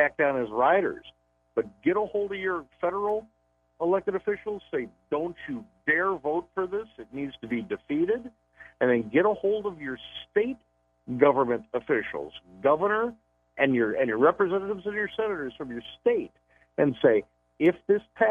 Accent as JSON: {"language": "English", "area": "outside of Chicago", "region": "Illinois", "country": "United States", "tie": "born or raised there", "said": "I was born and raised outside of Chicago"}